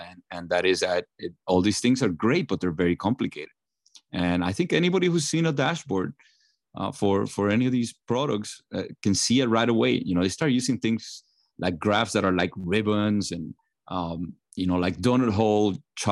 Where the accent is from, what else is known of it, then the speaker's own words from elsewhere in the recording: Puerto Rico; I grew up in Puerto Rico